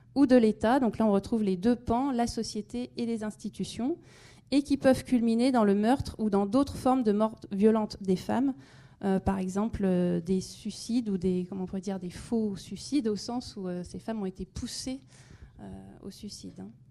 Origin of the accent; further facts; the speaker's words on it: France; chez nous, en France, en Europe